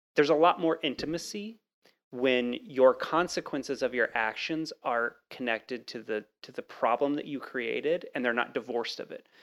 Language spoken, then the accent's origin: English; Texas, United States; moved away; I grew up in Texas, uh, for a while